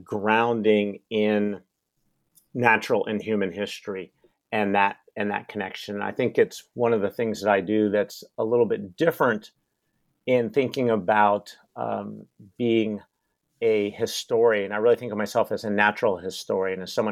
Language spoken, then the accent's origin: English; Seattle, Washington, United States; also born or lived in Utah / Colorado; I grew up in Seattle, where I am based right now, and have lived here for most of my life, spent a little bit of time in Utah